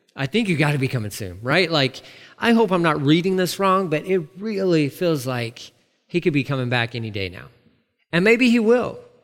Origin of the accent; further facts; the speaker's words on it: Amarillo, Texas, United States; me growing up in Amarillo